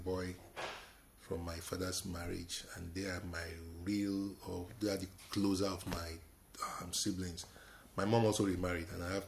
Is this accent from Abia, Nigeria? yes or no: no; Lagos, Nigeria; moved away as an adult; also born or lived in Ibadan, Nigeria; now in London, United Kingdom; I was born in Ibadan, at the Oyo Hospital. And so I grew up in Lagos